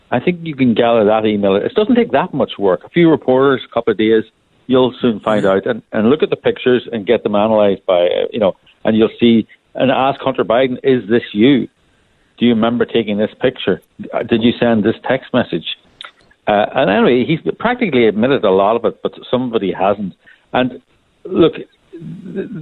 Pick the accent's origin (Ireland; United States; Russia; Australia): Ireland; accent: Irish; as people can hear from my accent, I'm Irish